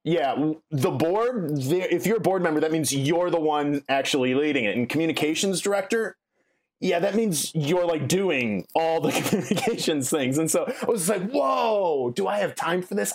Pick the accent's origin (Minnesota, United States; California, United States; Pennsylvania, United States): Minnesota, United States; Milaca; now in Chicago, United States; I grew up in, uh, Minnesota, small town, central, rural Minnesota